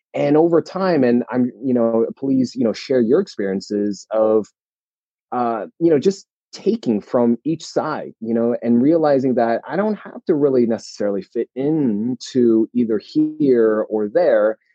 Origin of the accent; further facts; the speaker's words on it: New Jersey, United States; me and my sister we were born and raised in New Jersey